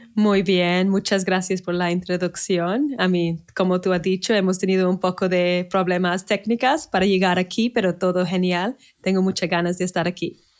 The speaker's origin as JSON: {"language": "Spanish", "town": "Manchester", "region": "North West England", "country": "United Kingdom", "tie": "born or raised there", "second_language": "Spanish", "moved": "as an adult", "lives_now": "Spain", "said": "Nací en Manchester, en el norte de Inglaterra"}